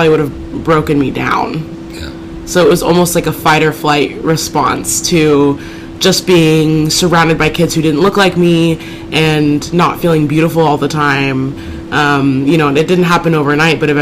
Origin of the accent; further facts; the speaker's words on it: Oregon City, Oregon, United States; also born or lived in Louisville, Kentucky; was adopted at such a young age that I basically just say I'm from Oregon, okay. From Portland